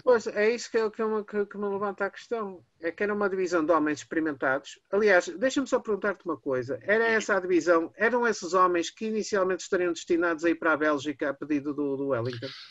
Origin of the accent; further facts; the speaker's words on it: Porto, Norte, Portugal; eu sou do Porto